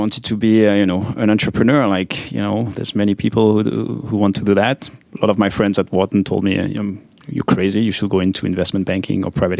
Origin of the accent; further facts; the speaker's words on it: French-speaking Switzerland, Switzerland; English is a second language; I grew up on the French side, but I studied part of my studies in engineering on the German side, so I could speak both languages.